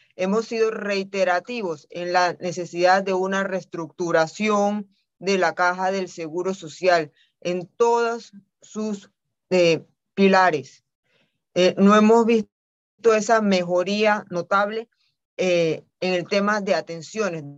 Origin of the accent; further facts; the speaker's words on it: Panama; no nos hemos querido sentar como panameños